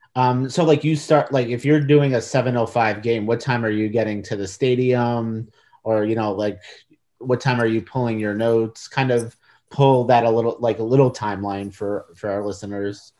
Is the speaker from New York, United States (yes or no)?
yes; New York, United States; now in Washington, United States; I grew up in New York and I grew up, uh, rooting for the Mets.